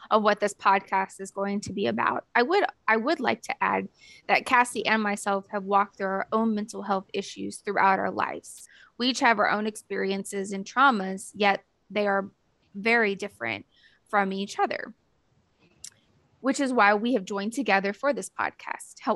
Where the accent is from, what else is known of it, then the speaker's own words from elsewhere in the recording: Theodore, Alabama, United States; also born or lived in other US states; I am originally from the Deep South, meaning I grew up mostly in Theodore, Alabama. And you most likely have no idea where that is, but it's right next door to Mobile, Alabama. I say mostly because I'm an Army kid.